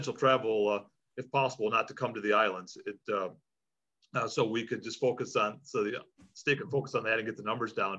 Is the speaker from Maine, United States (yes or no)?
no; Michigan, United States; now in Hawaii, United States; I was born and raised in Michigan